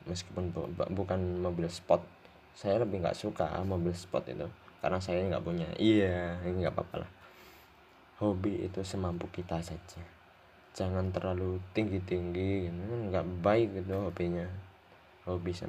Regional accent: Muncar, East Java, Indonesia; saya ini asal dari Banyuwangi Banyuwangi Muncar tempat tinggal saya

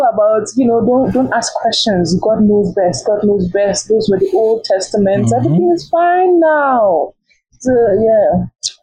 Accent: Nigeria; I'm a Nigerian.

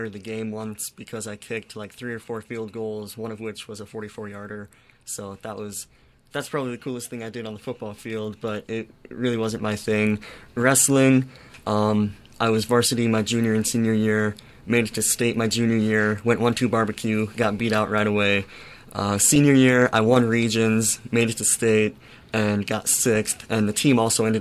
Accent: Huron, South Dakota, United States; moved away as an adult; Huron, South Dakota, it's smack dab in the middle of the eastern half of South Dakota. It's a relatively small town, about 13,000 people, and it's the only hometown I ever known. Like, that's where I grew up

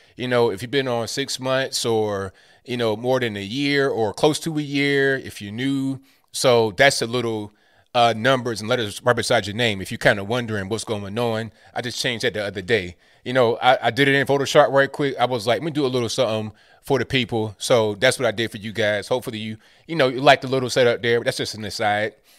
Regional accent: Virginia, United States; I'm from Virginia

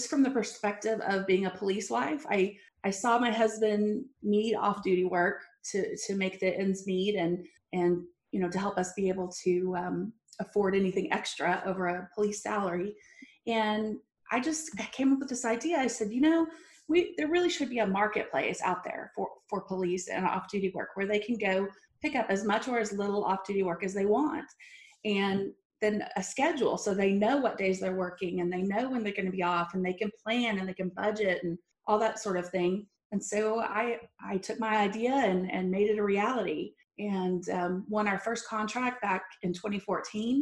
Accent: Abilene, Texas, United States; I grew up in Abilene, Texas

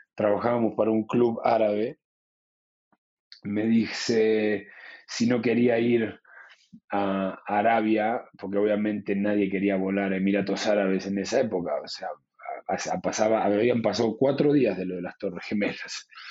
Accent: Luján, Buenos Aires Province, Argentina; moved away as an adult; also born or lived in Spain; nos mudamos a la ciudad de Luján para poder seguir yendo a, a esa escuela

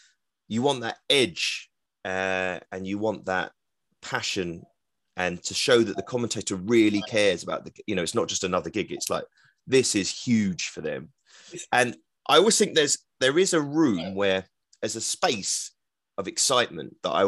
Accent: England, United Kingdom; I'm English commentating on England, a football fan, understanding that the majority of the audience wants England to win.

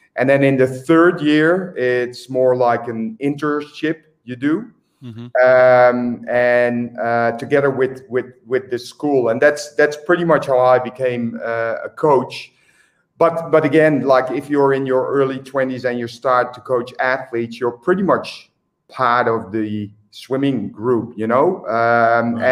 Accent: Eindhoven, North Brabant, Netherlands; moved away as an adult; also born or lived in Australia; my hometown, which is Eindhoven

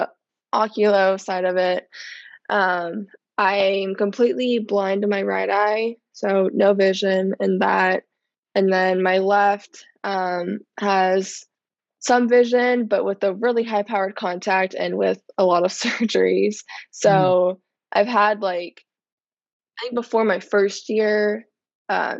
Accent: Virginia, United States; also born or lived in San Diego, California; I was born in San Diego, but I moved to Virginia the middle of my first grade year

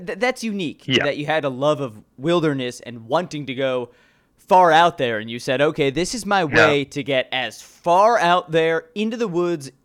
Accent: Chicago, Illinois, United States; Chicago born and raised

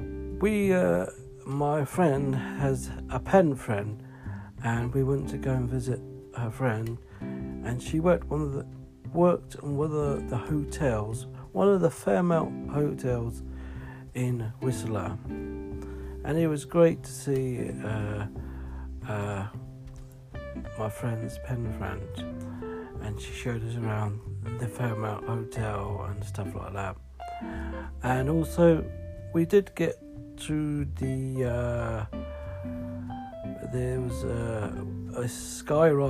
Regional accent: England, United Kingdom; we're from England

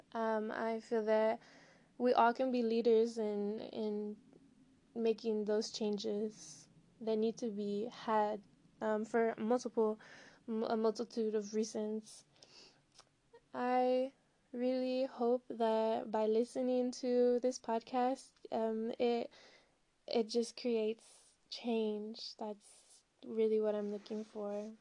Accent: Southern California, United States; also born or lived in Colorado / Humboldt County, California / Jalisco / Jamaica; I'm from Southern California. I grew up in California and Colorado

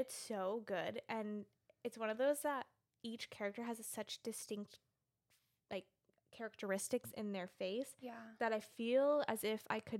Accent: United States; We are American.

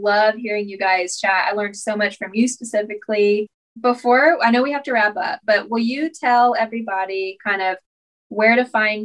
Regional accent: Abilene, Texas, United States; We're from Abilene, Texas.

